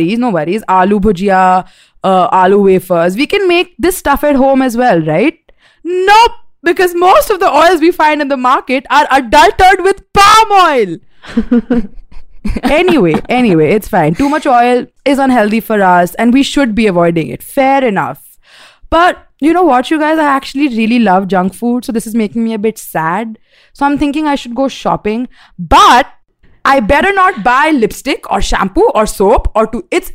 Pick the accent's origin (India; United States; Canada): India; We're Indian.